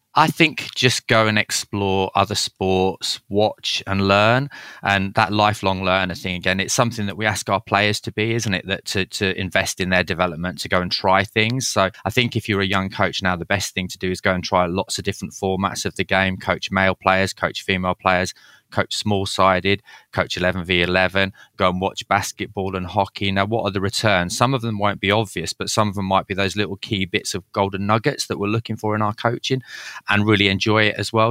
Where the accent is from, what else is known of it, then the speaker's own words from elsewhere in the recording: Leeds, Yorkshire and the Humber, United Kingdom; So I grew up in Leeds, which is a bit of a football mad city